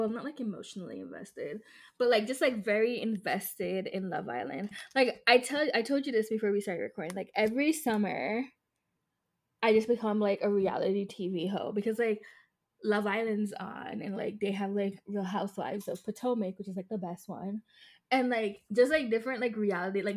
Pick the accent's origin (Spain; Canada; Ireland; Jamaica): Jamaica; me as a Jamaican